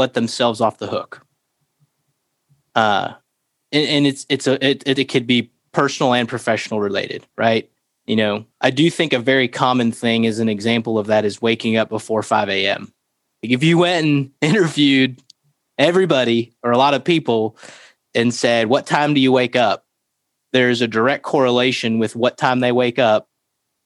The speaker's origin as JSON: {"language": "English", "region": "Florida", "country": "United States", "tie": "born or raised there", "moved": "yes", "said": "I grew up in Florida."}